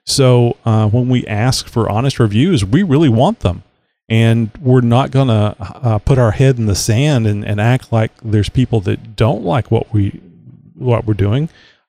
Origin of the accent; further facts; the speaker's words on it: Texas, United States; I always say born and reared in Texas